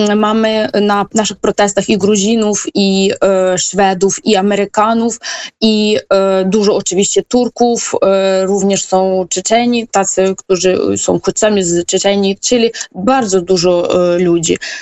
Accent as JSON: {"language": "Polish", "country": "Ukraine", "moved": "as an adult", "lives_now": "Turkey", "said": "jako Ukrainka"}